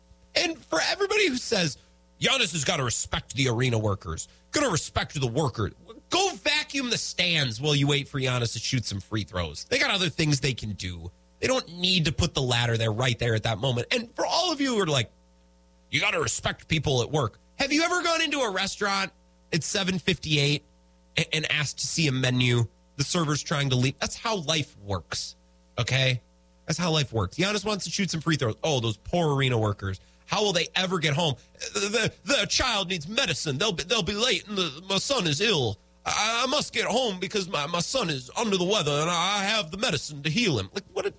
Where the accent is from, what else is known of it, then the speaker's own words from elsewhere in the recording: Menomonie, Wisconsin, United States; When I grew up in Menominee, the mean streets of Menominee, the beautiful 715